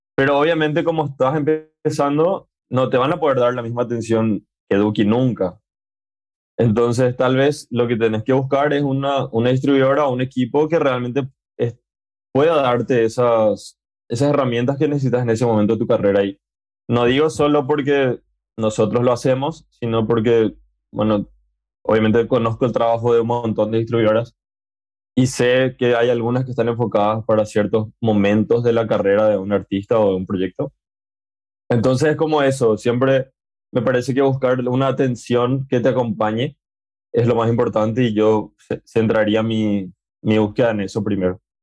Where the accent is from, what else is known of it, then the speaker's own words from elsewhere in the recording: Paraguay; en mi país, que, que bueno, en Paraguay